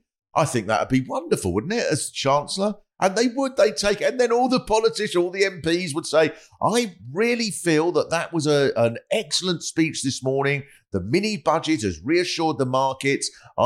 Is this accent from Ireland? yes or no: no; Hexham, North East England, United Kingdom; I know that we sound like we're northeast and all that, but we're from Hexham, I promise it's not Newcastle.